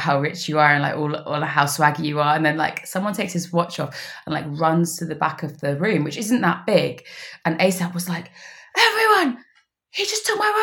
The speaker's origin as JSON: {"language": "English", "region": "London", "country": "United Kingdom", "said": "I'm from Camden"}